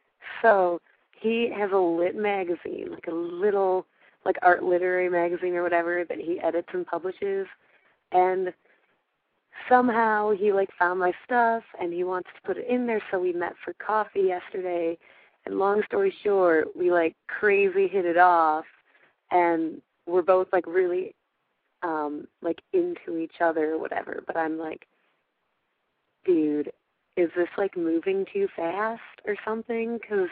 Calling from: Chicago, Illinois, United States; No, I'm from Chicago.

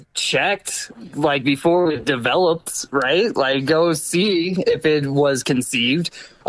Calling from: Colorado, United States; I am actually calling from Colorado now.

